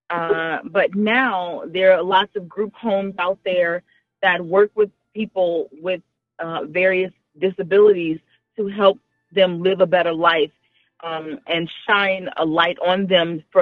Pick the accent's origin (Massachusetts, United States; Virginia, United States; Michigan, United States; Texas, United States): Texas, United States; Houston; moved away as an adult; also born or lived in New Orleans, Louisiana / Rhode Island; I was born in New Orleans, in Louisiana. That's in the southern part of the United States. Um, I grew up in Houston, Texas. And then I lived in Rhode Island. Uh, that's like Northeast for about 15 years. Now I'm back in Texas.